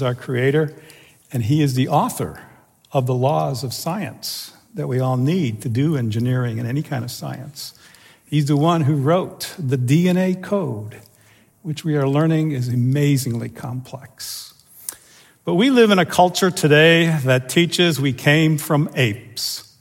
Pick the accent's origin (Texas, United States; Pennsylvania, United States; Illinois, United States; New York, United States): Illinois, United States; Chicago; accent: Chicago; first language German; also born or lived in Cologne, Germany; I was born in Cologne, Germany, but at 2-3 months old, my parents emigrated, and I grew up in Chicago